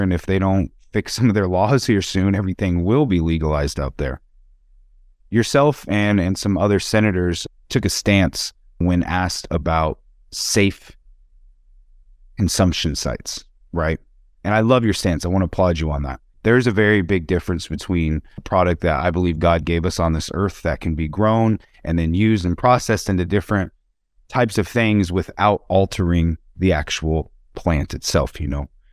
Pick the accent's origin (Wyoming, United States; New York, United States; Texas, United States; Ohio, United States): Wyoming, United States; now in Las Vegas, United States; My home state that I come from, I now live in the great state of Nevada in Las Vegas, business enterprise in cannabis, but I come from Wyoming